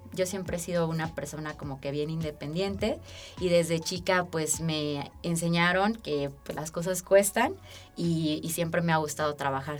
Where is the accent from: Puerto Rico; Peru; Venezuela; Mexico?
Mexico; Aguascalientes; also born or lived in Mexico City; soy originaria de la Ciudad de México. Y mis papás tomaron la mejor decisión cuando a los 4 años me trajeron a vivir a la tierra de la gente buena. Yo me siento de verdad profundamente bendecida de haber tenido eh, pues la bendición de crecer en este estado